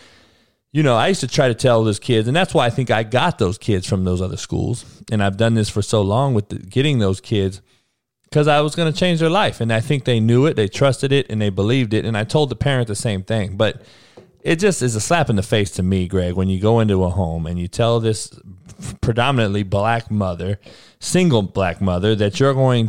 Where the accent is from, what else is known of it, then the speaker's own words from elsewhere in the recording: Compton, California, United States; growing up in Compton and being at Compton College